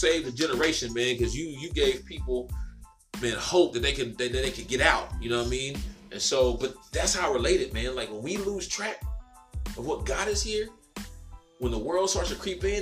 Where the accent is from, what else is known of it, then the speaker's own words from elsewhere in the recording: the South, United States; I'm from the South now